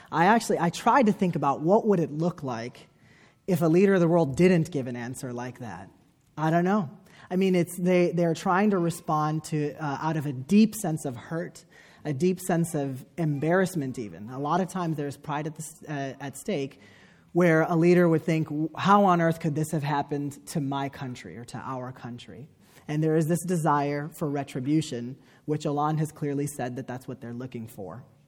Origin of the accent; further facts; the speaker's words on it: United States; me as an American Muslim